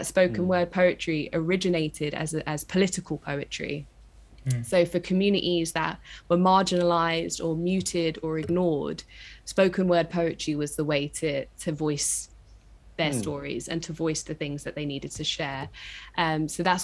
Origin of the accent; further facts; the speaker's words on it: London, United Kingdom; I'm from East London.